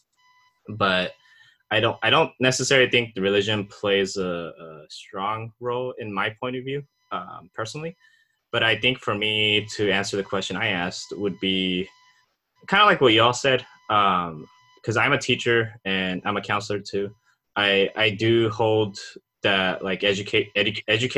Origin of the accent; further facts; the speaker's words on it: Japan; also born or lived in Laos (family origin); now in United States; I was born in Japan, but my family is from Laos as refugees.